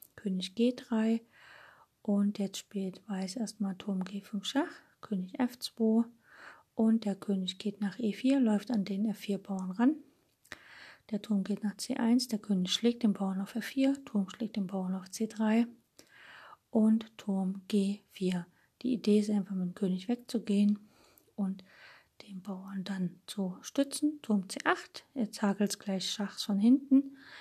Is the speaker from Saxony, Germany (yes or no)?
yes; Dresden, Saxony, Germany; als Dresdner